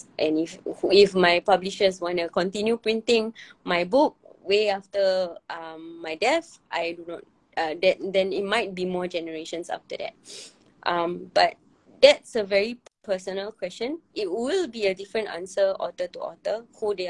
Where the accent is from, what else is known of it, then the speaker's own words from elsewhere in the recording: Singapore; as a Singaporean community